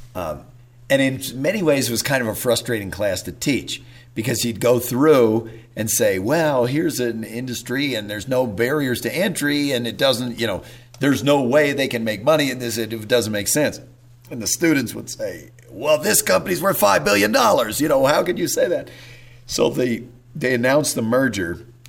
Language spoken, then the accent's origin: English; Whittier, California, United States; also born or lived in Waco, Texas; I was born in Waco, but uh, as a kid, they my parents moved out to Whittier, California, which is outside Los Angeles